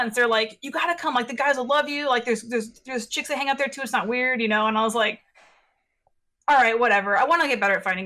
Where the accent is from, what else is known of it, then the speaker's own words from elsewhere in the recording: San Jose, California, United States; I was born and raised in San Jose, and I grew up in South Bay